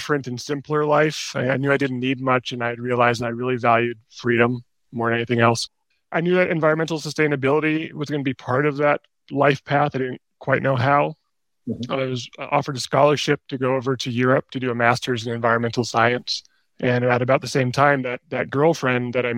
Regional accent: Bay Area, California, United States; moved away as an adult; also born or lived in Washington, District of Columbia, United States; I was born and raised in the Bay Area

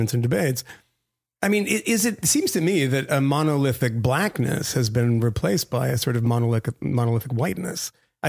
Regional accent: Massachusetts, United States; where I grew up in Massachusetts

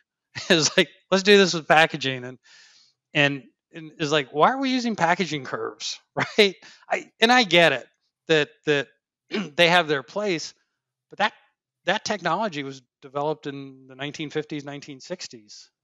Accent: Finger Lakes, New York, United States; moved away; I grew up in the Finger Lakes

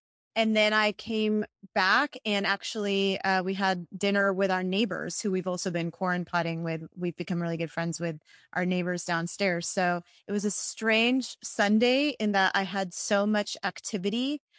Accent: India; Actually, I was born in India. My family was Christian and is Christian. And so 2% of India is Christian

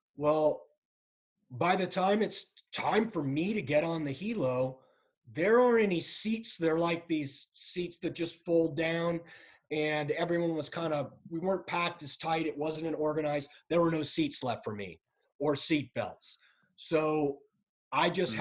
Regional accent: San Clemente, California, United States; moved away as an adult; I grew up in San Clemente, California

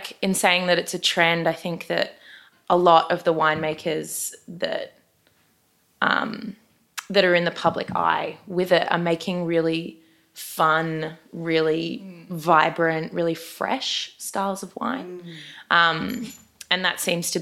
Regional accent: Brisbane, Queensland, Australia; I am from Brisbane.

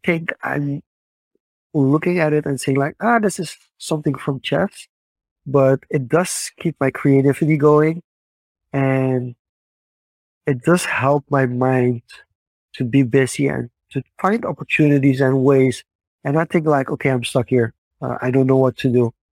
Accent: Suriname; growing up in Suriname.

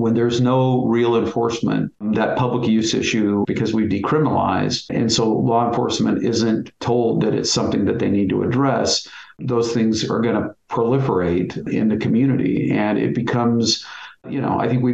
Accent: Bend, Oregon, United States; I was born and raised in Bend

